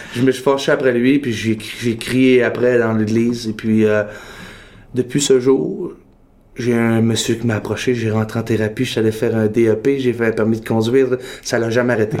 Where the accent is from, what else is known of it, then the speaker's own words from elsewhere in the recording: Quebec, Canada; also born or lived in Toronto; now in Montreal, Canada; j'ai grandi au Lac-Saint-Jean